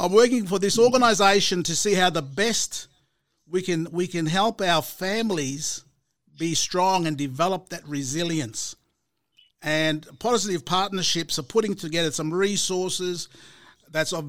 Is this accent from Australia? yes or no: yes; Murray Island, Torres Strait, Queensland, Australia; So I'm from there. I'm from Murray Island. I'm from Mur.